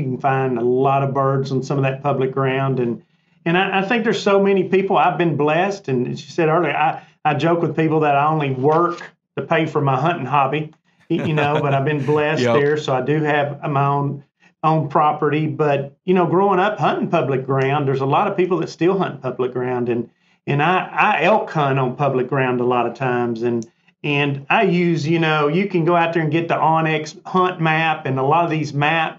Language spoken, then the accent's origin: English; Arkansas, United States; I'll brag on Missouri. I'm not from Missouri. I'm from Arkansas, but I've hunted up there for years.